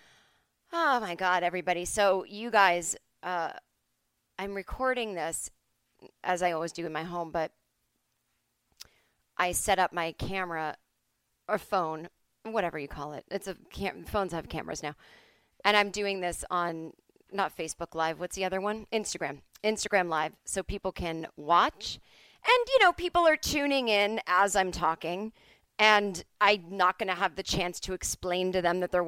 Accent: Boston, Massachusetts, United States; moved away; I am from Boston

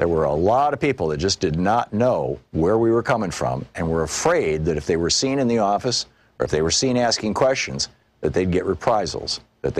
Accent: New York City, New York, United States; I was originally from Queens

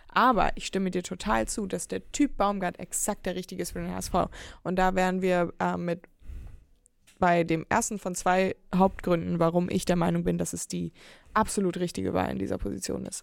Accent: Hamburg, Germany

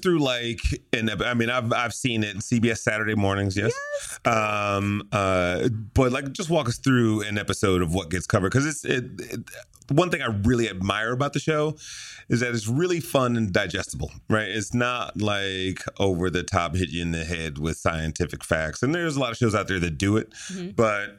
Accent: Detroit, Michigan, United States; Yeah, that's my hometown. I'm from Detroit.

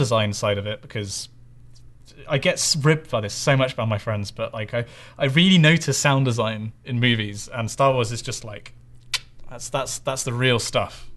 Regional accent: Bristol, South West England, United Kingdom; Bristol is where I'm from

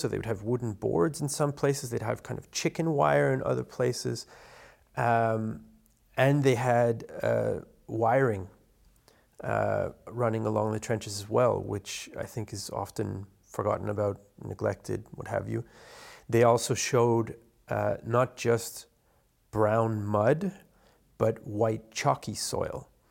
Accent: Canada; Being Canadian

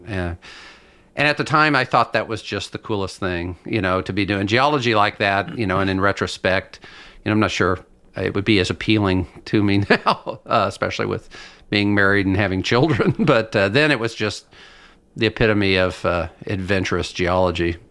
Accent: Lexington, Kentucky, United States; moved away as an adult; now in Washington State, United States; I grew up in Lexington, Kentucky, in a horse farm country

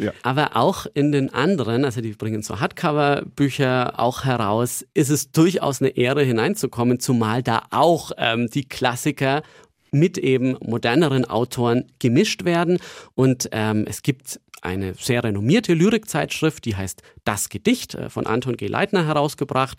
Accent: Nuremberg, Bavaria, Germany; moved away as an adult; also born or lived in Lübeck; Nürnberg ist einfach meine Heimatstadt

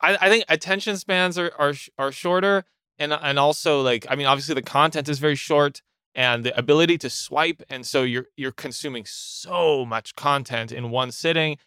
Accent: Ottawa, Ontario, Canada; moved away as an adult; now in Montreal, Canada; I'm originally from Ottawa, uh, which is in Canada, and I moved to Montreal, like, eight eight years ago

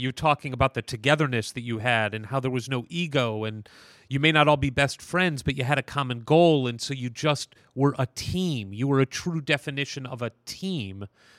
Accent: St. Louis, Missouri, United States; I grew up in St. Louis, Missouri

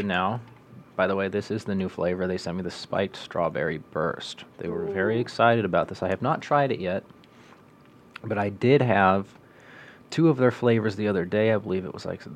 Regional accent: Monmouth, Illinois, United States; I'm from Monmouth. I know a lot of Monmouth people

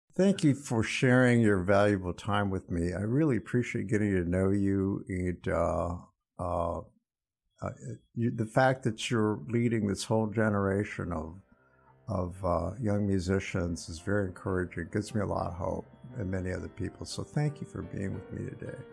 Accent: Fort Wayne, Indiana, United States; I grew up in Fort Wayne, Indiana

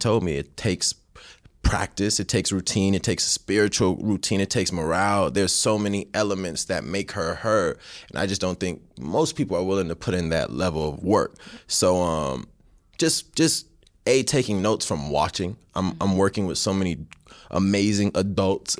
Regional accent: United States; I was born here, so I'm still from America

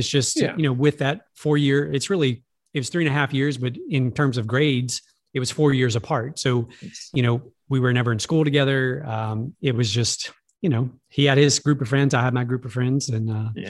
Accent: Alexandria, Louisiana, United States; I grew up in a small town called Alexandria, Louisiana.

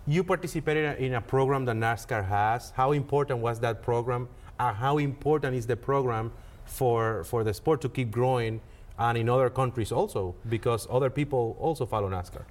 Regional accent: Dominican Republic; moved away; I'm from Dominican Republic

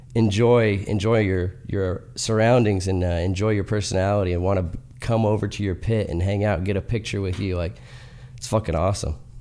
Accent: Salem, Oregon, United States; also born or lived in Northern California; grew up in Northern California and then, uh, moved to Salem, Oregon at a young age and grew up and did most of my riding there

